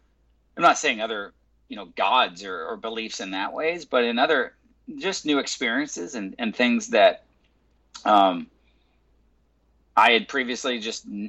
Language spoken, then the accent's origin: English; California, United States; also born or lived in Michigan / Las Vegas / Los Angeles; I've been born and raised in California. Lived in Michigan and in Vegas for about 4 years, but always been in LA and then now in Huntington